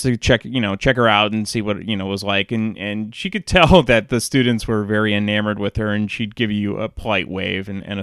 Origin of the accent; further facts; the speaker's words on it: San Francisco Bay Area, California, United States; growing up in the San Francisco Bay Area